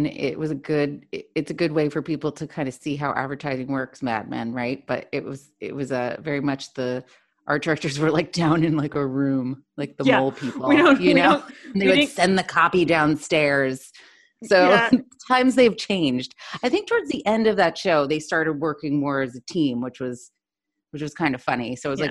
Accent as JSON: {"language": "English", "region": "New York", "country": "United States", "tie": "born or raised there", "moved": "as an adult", "lives_now": "Sydney, Australia", "said": "I was born and raised in New York, also working in advertising, where I met Deb, as she said, 14 years ago. Been there my whole entire life up until recently. I now am living in Sydney. Yes, Sydney as in Australia."}